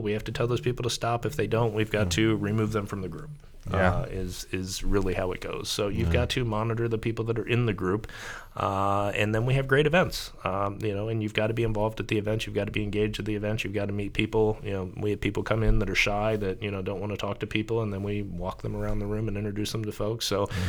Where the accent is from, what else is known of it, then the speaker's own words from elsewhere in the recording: Columbus, Ohio, United States; also born or lived in Cincinnati; Grew up in Columbus, spent 2 years in Cleveland, so I haven't really been a fan of either lately.